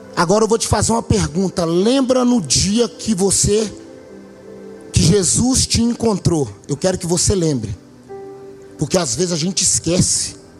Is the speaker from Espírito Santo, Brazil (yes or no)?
no; Belo Horizonte, Minas Gerais, Brazil; moved away as an adult; now in Maués, Brazil; a gente é natural daqui de Belo Horizonte